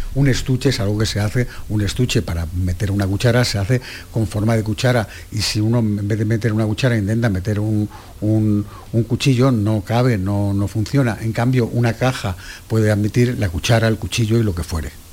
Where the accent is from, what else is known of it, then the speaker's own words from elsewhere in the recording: Cádiz, Andalusia, Spain; yo soy de Cádiz